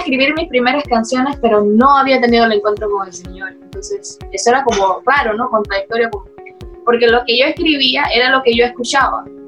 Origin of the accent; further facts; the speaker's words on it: Las Minas, Herrera, Panama; also born or lived in Chitré; allá fue el lugar donde prácticamente viví mi infancia, o sea, toda mi infancia hasta los 15 años. La viví en las minas, un pueblo, es un distrito de Herrera